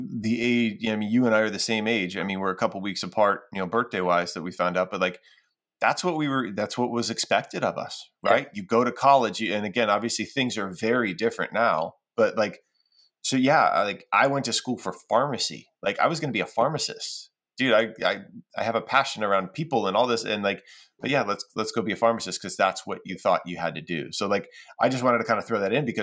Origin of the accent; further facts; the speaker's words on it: Cleveland, Ohio, United States; we're both from Cleveland